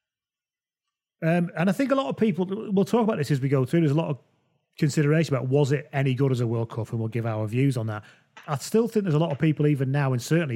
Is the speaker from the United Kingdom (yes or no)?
yes; England, United Kingdom; we're all English people